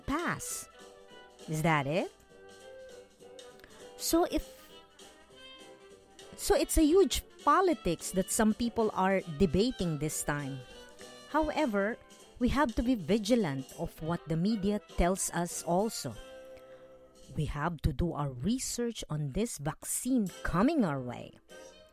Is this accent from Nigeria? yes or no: no; Philippines; I grew up learning in the Philippines from my elementary and high school teachers